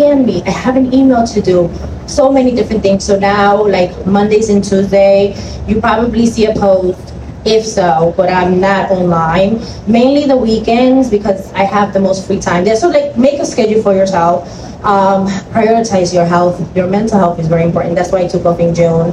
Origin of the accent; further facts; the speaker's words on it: Dominican Republic; I'm from the Dominican Republic, and every Sunday my family and I get together and we go to the beach